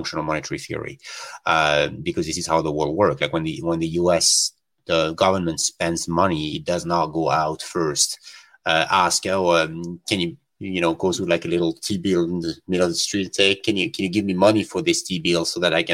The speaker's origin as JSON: {"language": "English", "country": "France", "tie": "born or raised there", "moved": "as an adult", "said": "I come from Europe"}